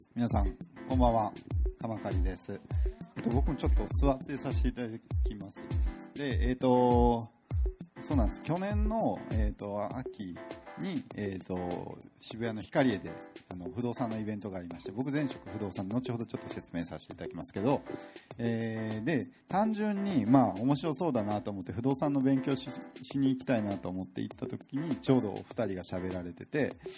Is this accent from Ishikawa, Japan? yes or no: no; Osaka, Japan; also born or lived in Tokyo; now in Fukuoka, Japan; 僕は大阪の生まれです